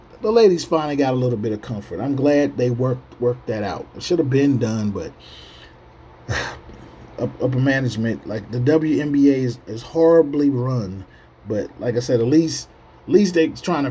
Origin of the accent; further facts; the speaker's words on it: United States; I'm still American